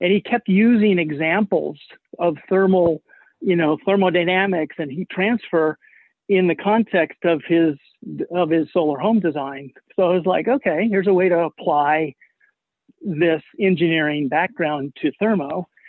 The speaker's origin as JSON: {"language": "English", "town": "Boulder", "region": "Colorado", "country": "United States", "tie": "born there", "also_born_or_lived": "Los Alamos", "said": "I'm not surprised you got that impression because we lived in Los Alamos a lot. But I was actually born in Boulder, Colorado."}